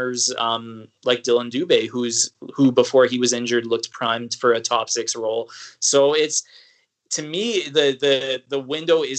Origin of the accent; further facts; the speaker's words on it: Edmonton, Alberta, Canada; growing up in Edmonton and being a teenager during that decade of futility